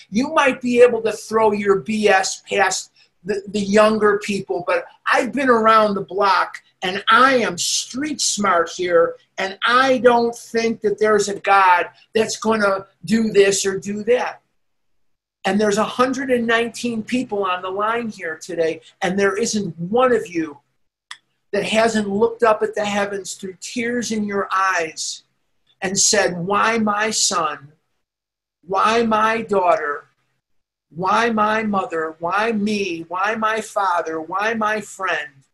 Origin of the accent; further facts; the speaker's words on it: Chicago, Illinois, United States; moved away as an adult; also born or lived in Oregon; now in Scottsdale, United States; I'm from Chicago, I was born and raised there.